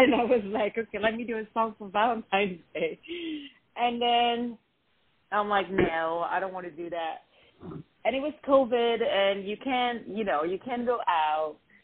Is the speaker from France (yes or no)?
yes; France; moved away as an adult; also born or lived in Lebanon; now in Los Angeles, United States; most of my life I was in France. I moved from Lebanon when I was 3.